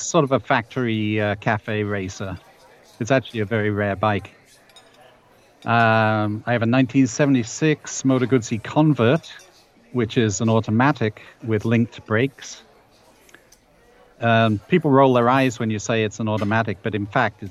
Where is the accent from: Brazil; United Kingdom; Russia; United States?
United Kingdom; England; accent: English; moved away as an adult; now in Ontario, Canada; I'm a 69-year-old former Englishman, as you can probably tell by my accent